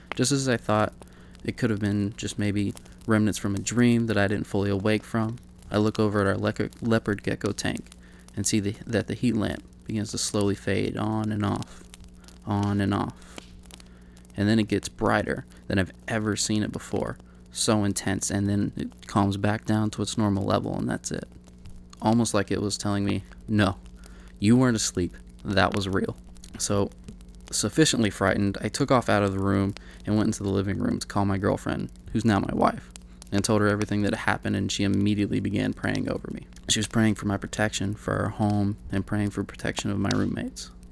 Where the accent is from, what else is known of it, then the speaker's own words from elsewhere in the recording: Kentucky, United States; moved away as an adult; also born or lived in Pikeville, Kentucky; now in Sacramento, United States; My home state is Kentucky